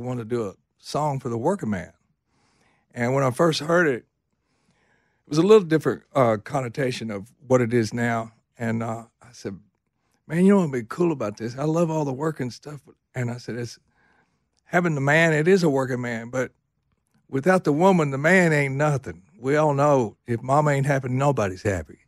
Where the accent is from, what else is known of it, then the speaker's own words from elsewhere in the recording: Ohio River Valley, United States; I come from the Ohio River Valley and steel mills, working people